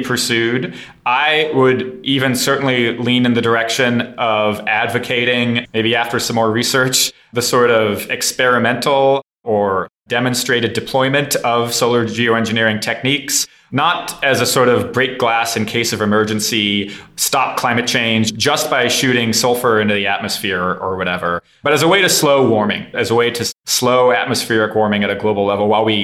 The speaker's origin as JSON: {"language": "English", "town": "San Francisco", "region": "California", "country": "United States", "tie": "born or raised there", "also_born_or_lived": "Midwest", "said": "I was raised first in the Midwest and then in San Francisco, California"}